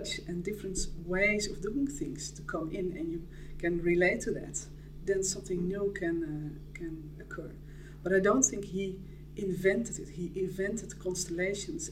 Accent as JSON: {"language": "English", "country": "Netherlands", "said": "I'm Dutch"}